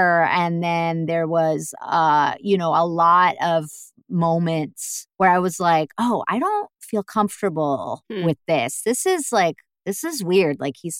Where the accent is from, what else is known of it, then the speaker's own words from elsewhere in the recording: New York, United States; now in Germany; And I was from New York.